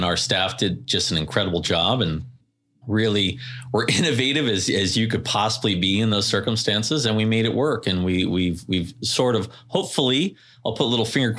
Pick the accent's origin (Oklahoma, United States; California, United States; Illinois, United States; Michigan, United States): California, United States; Carlsbad; also born or lived in Oceanside; I live in Vista. I grew up in Carlsbad, Oceanside, and now I live in Vista.